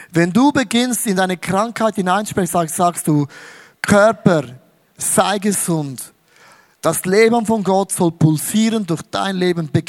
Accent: Switzerland; Auch als Schweizer geht nicht. Merkst, ich bin so ein Schweizer.

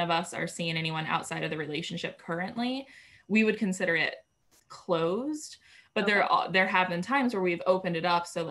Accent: New York, United States; moved away as an adult; also born or lived in Denver; I was coming from New York where I'd lived my entire life. And then I moved to Denver

